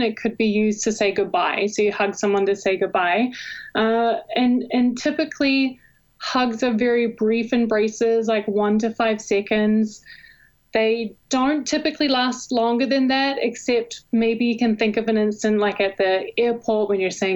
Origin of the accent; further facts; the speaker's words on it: New Zealand; moved away as an adult; also born or lived in Hawaii / Arizona; now in Texas, United States; I was actually born and raised in New Zealand, and I moved to Hawaii on scholarship for water polo when I was an undergrad